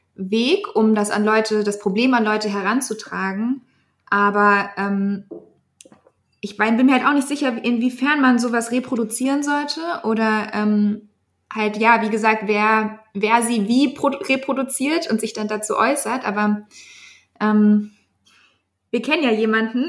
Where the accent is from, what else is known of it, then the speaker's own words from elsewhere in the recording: Germany; wir sind ja auch alle Deutsche, aber so wie wir Deutsch mit Migrationsgeschichte